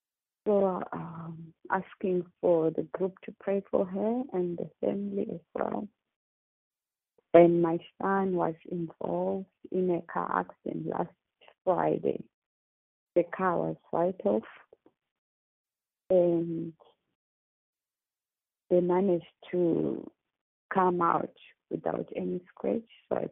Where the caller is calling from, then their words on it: Australia; I'm calling from Australia.